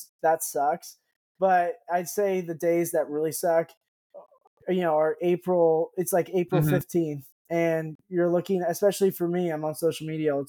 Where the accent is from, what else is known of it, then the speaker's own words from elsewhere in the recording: San Francisco, California, United States; also born or lived in Madison, Wisconsin; now in New York, United States; And even now in New York, like, it's becoming a little bit too cold for me. At the end of the day, like, I am from San Francisco.